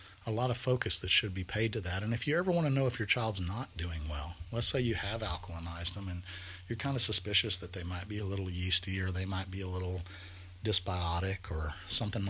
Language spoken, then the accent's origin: English; Texas, United States; as Texans, we like beef